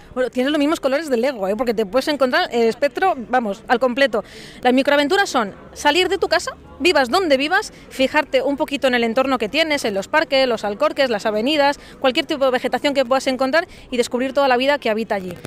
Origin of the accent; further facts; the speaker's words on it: Cáceres, Extremadura, Spain; estamos en la provincia de Cáceres, yo soy de Cáceres